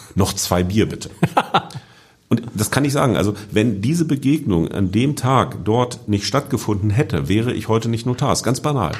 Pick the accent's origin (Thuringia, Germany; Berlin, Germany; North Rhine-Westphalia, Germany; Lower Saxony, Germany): Lower Saxony, Germany; Hanover; in Hannover, wo ich herkomme